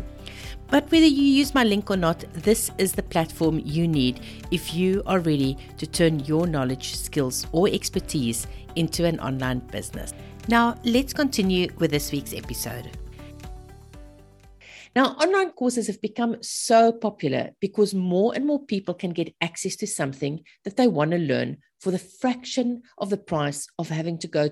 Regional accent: South Africa; moved away as an adult; also born or lived in Zimbabwe / Australia; now in Australia and South Africa; I'm actually South African born and bred, married to a Zimbabwean

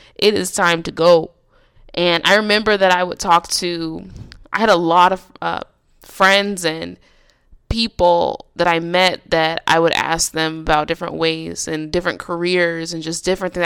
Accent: Nebraska, United States; now in California, United States; I decided to move back to my hometown in Nebraska

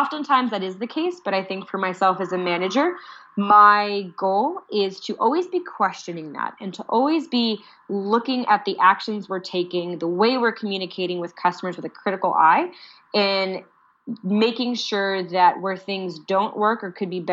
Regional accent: United States; I'm clearly an American

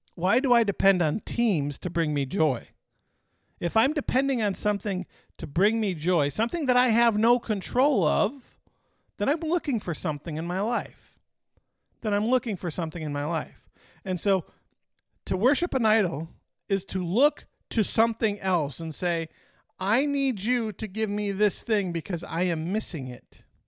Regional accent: Detroit, Michigan, United States; Growing up in Detroit

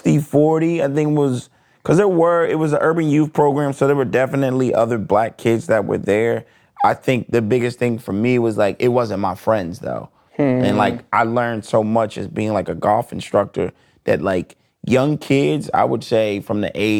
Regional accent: Delaware, United States; also born or lived in Flint, Michigan / Wilmington, Delaware; I was born in Flint, Michigan. Okay. Yeah, but I was raised in Delaware.

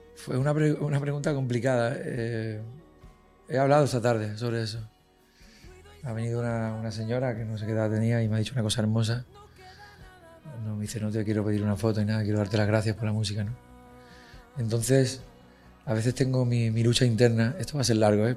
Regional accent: Fuengirola, Andalusia, Spain; en mi pueblo, Fujirola, en Málaga

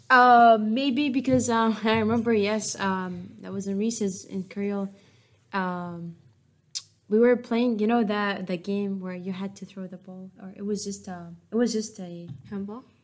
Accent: Syria; English is a second language; also born or lived in Jordan; now in Westminster, United States; I remember when we moved out from Syria

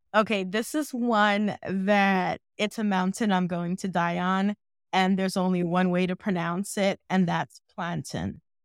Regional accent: New York City, New York, United States; I am born and raised in New York City and have lived here pretty much most of my entire life

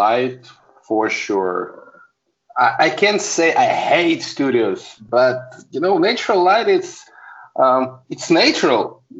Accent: Saint Petersburg, Russia; I'm a photographer from St. Petersburg, Russia.

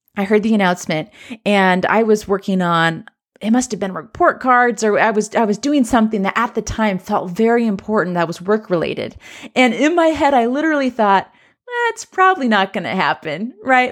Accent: Southern California, United States; now in Central Oregon, United States; I'm from Southern California

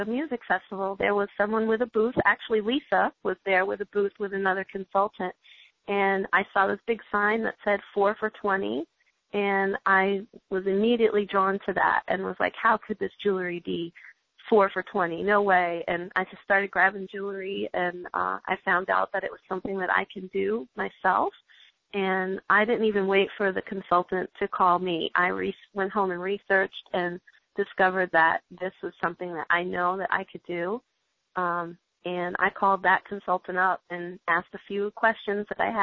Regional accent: New York, United States; moved away; I'm originally from New York

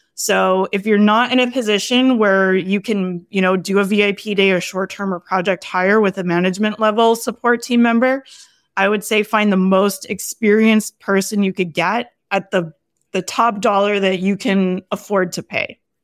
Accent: Canada; I'm Canadian

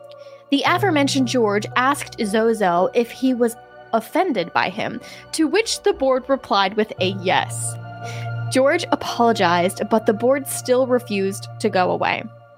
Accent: Bulgaria; I should mention that I am from Bulgaria and am an Eastern Orthodox.

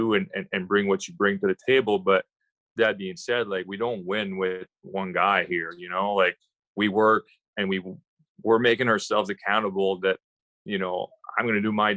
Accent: Quebec, Canada; I grew up in Quebec

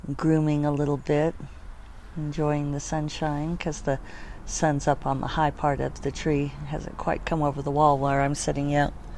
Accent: Denver, Colorado, United States; I grew up in Denver

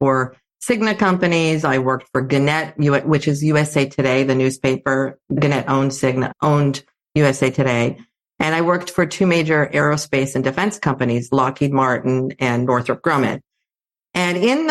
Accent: Athens, Attica, Greece; I grew up in Athens, Greece. So I grew up in a bilingual household. My mom was Greek. My dad is American

